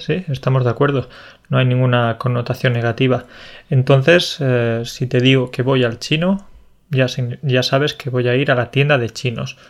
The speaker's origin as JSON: {"language": "Spanish", "region": "Andalusia", "country": "Spain", "said": "soy, del sur, soy de Andalucía"}